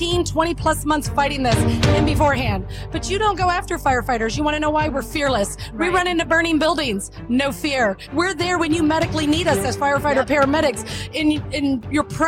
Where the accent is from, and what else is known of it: United States